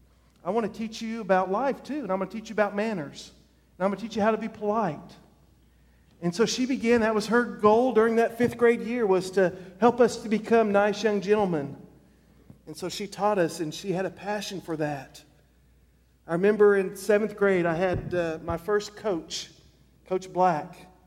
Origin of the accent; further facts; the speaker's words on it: El Paso, Texas, United States; I grew up in Air Force Brad, and we were in El Paso, Texas.